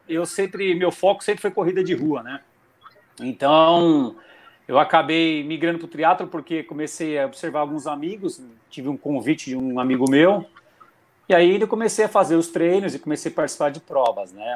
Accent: near Atibaia, São Paulo, Brazil; sou de São Paulo, próximo a Tibaia

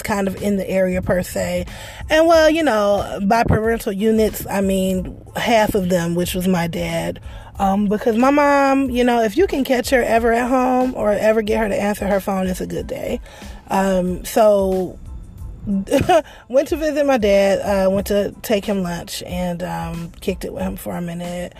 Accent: Detroit, Michigan, United States; I'm from Detroit. Y'all know. But I grew up in the area of Detroit.

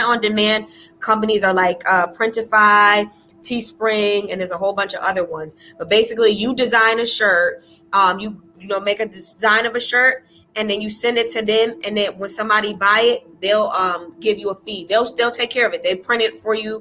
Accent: Raleigh, North Carolina, United States; I'm from Raleigh

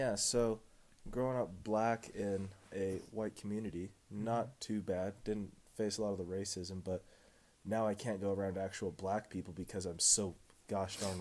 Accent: Colorado, United States; we're from Colorado.

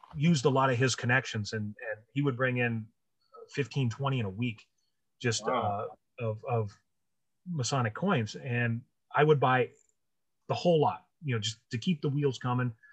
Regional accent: Montana, United States; now in Wisconsin, United States; I was originally from Montana, and then Wisconsin, because this is where everything is for me.

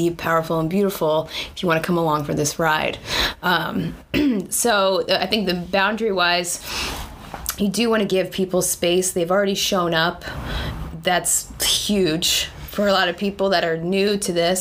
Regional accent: East Hampton, New York, United States; also born or lived in San Francisco Bay Area; now in Long Beach, United States; I actually grew up in the Hamptons

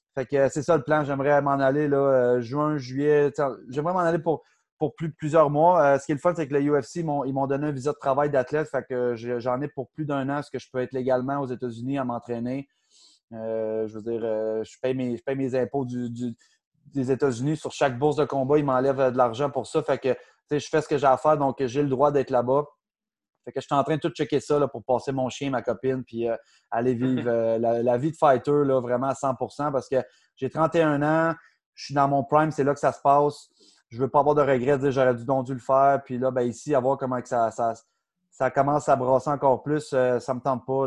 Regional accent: Outaouais, Quebec, Canada; moi je viens de l'Outaouais, Ottawa qui est à côté

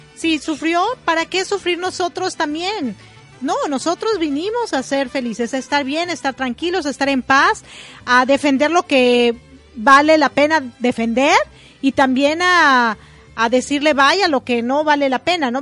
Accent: Mexico; also born or lived in Ecuador; now in United States; me considero mexicana porque nací ahí

